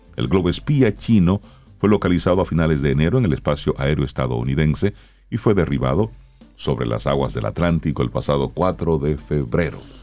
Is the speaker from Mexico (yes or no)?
no; Salcedo, Hermanas Mirabal, Dominican Republic; yo que soy de Salcedo